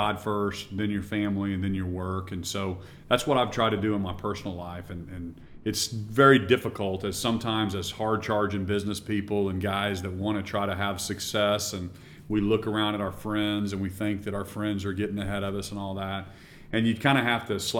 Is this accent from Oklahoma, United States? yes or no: yes; Norman, Oklahoma, United States; also born or lived in Stillwater, Oklahoma; I grew up in Norman, Oklahoma, and went to school in Stillwater